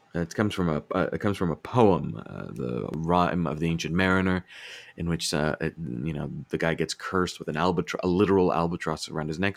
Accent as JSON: {"language": "English", "region": "Virginia", "country": "United States", "said": "I'm from Virginia."}